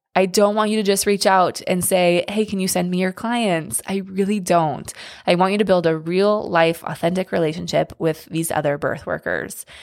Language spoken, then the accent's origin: English; Seattle, Washington, United States; moved away; I'm from Seattle, but I do not live in Seattle now